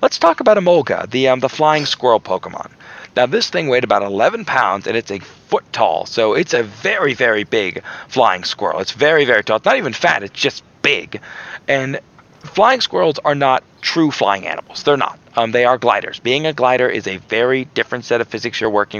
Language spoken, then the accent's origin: English; Florida, United States; I'm from Florida